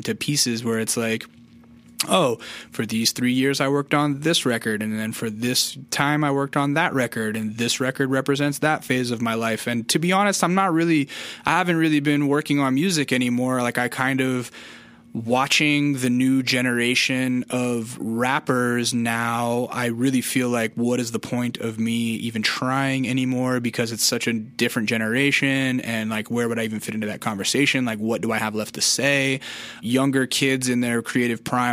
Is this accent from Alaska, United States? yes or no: yes; Alaska, United States; also born or lived in California; now in Los Angeles, United States; when I was growing up in Alaska